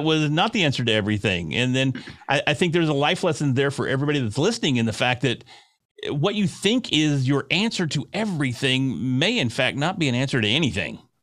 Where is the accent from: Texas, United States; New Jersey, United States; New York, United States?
Texas, United States; Sherman; I'm from Sherman, Texas